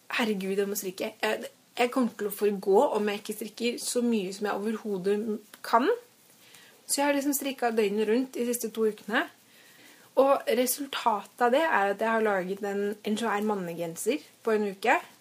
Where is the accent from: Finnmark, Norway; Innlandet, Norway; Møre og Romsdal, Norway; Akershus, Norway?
Akershus, Norway; Strømmen; now in Oslo, Norway; jeg kommer fra Strømmen, da. Ikke så langt utenfor Oslo.